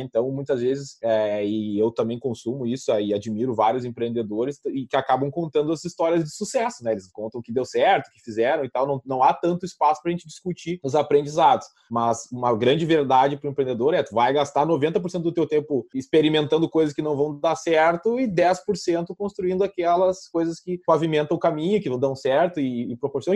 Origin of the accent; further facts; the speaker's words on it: Vacaria, Rio Grande do Sul, Brazil; moved away as an adult; also born or lived in Curitiba; eu sou gaúcho, sou do interior do estado do Rio Grande do Sul